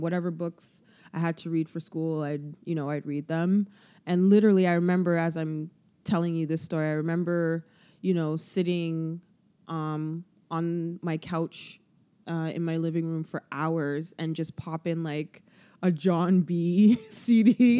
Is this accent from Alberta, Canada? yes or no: no; Toronto, Ontario, Canada; I've lived in Toronto all my life